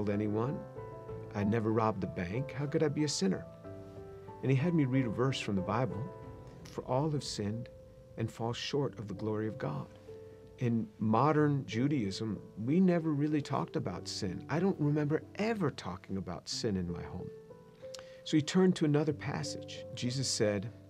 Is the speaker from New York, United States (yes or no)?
yes; New York, United States; I grew up just outside of New York City